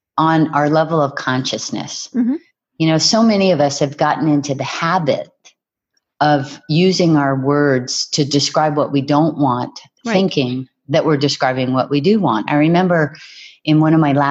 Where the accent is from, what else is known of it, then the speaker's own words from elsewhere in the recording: Hawaii, United States; our beach where I was raised in Hawaii